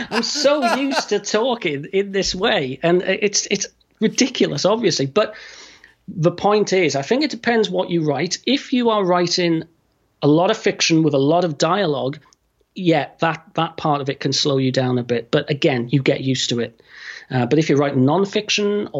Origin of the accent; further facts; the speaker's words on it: United Kingdom; I'm going to say full stop instead of period because I'm British